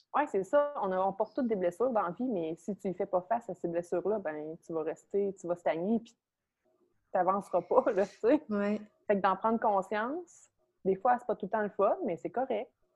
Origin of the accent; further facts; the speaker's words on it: Beauce, Quebec, Canada; J'habitais dans un petit village à saint fil dans la Beauce. Je viens de la Beauce